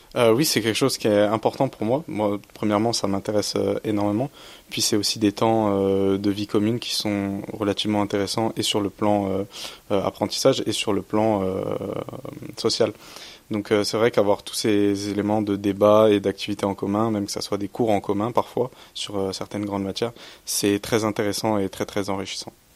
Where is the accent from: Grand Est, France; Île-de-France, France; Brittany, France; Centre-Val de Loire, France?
Grand Est, France; Châlons-en-Champagne; je viens de Châlons-en-Champagne